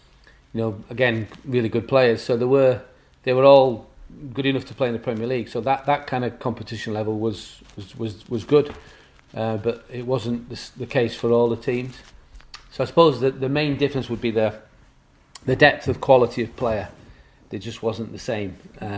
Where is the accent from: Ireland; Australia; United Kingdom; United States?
United Kingdom; England; And me personally, as an Englishman with a long hair and a beard, kind of stood out a little bit.